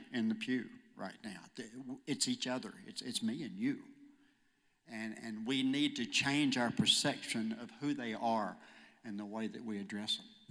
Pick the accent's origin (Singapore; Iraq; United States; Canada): United States; Hooks, Texas; moved away as an adult; also born or lived in Texarkana, Texas / Houston, Texas; I was born in Texarkana, Texas. Uh, grew up in Hooks, which is a small town about 14 miles outside of Texarkana